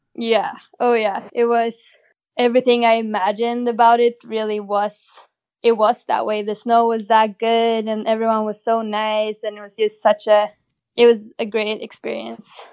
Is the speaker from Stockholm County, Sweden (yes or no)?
no; Åre, Jämtland, Sweden; I grew up in a little ski town in northern Sweden